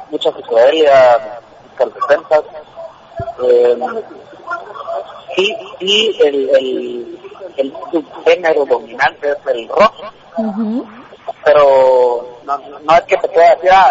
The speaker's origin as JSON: {"language": "Spanish", "country": "Guatemala"}